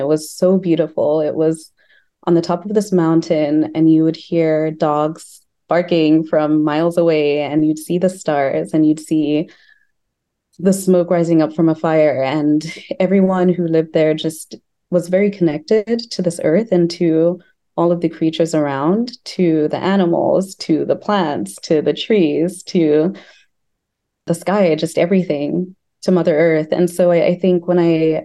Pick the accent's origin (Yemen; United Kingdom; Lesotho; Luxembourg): Lesotho; also born or lived in Bloemfontein, Free State, South Africa; now in Chicago, United States; I was born in Bloemfontein, which is in the Orange Free State in South Africa. But I grew up in Lesotho, which is a country that's totally landlocked by South Africa.